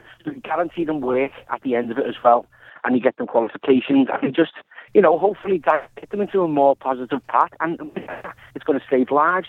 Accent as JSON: {"language": "English", "town": "Liverpool", "region": "North West England", "country": "United Kingdom", "said": "Well, I'm from Liverpool, and the last couple of years, been a lot of innocent lives lost."}